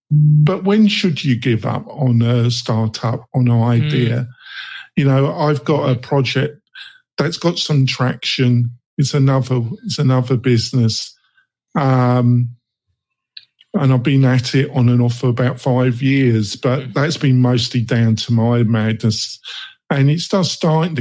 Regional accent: England, United Kingdom; I'm English, I'm a dual national

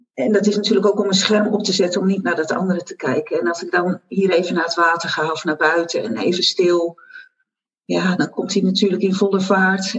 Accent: Zeeland, Netherlands; moved away; also born or lived in Brabant / Goes; Ik ben Zeeuwse, dat weet je. En ik ben terug naar mijn geboortegrond

